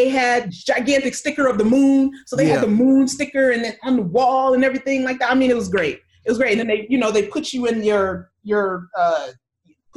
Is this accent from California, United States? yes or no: yes; California, United States; I was from California.